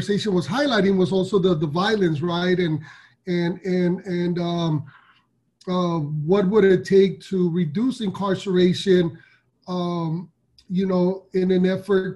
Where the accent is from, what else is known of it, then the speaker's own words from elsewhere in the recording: Los Angeles, California, United States; I'm from South Central Los Angeles, born and raised in still live out here